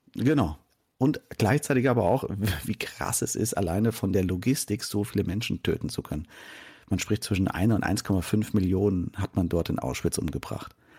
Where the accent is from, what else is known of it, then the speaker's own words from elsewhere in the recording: Germany; als Deutscher